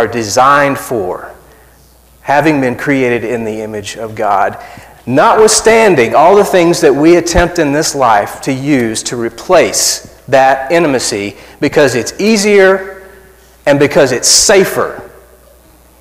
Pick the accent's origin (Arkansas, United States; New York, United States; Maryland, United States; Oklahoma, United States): Arkansas, United States; South; I'm from South Arkansas, so I say Falcon.